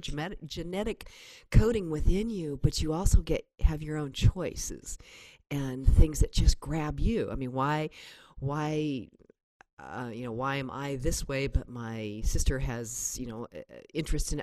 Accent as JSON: {"language": "English", "town": "Berkeley", "region": "California", "country": "United States", "tie": "born or raised there", "also_born_or_lived": "Kensington, California / Oakland, California", "said": "I was born in Berkeley, California, and then my family. Um, there were only four of us at the time. We moved up to Kensington, which is up in the Berkeley Hills"}